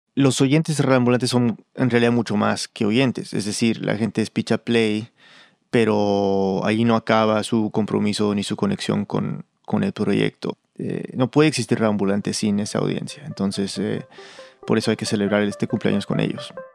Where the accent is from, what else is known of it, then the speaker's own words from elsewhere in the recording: Peru; yo soy muy peruano